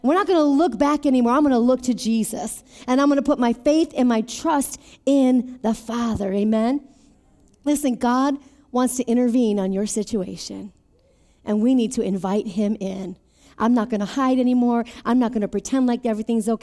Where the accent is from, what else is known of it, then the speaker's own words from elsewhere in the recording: Beloit, Wisconsin, United States; moved away as an adult; also born or lived in Mesa, Arizona; from Beloit, Wisconsin